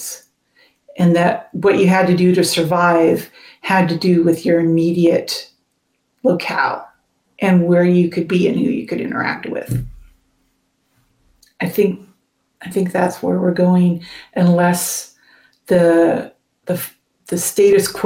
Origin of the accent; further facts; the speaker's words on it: West Coast, United States; also born or lived in Massachusetts; I've lived my entire life on the West Coast, even though I was born in Massachusetts.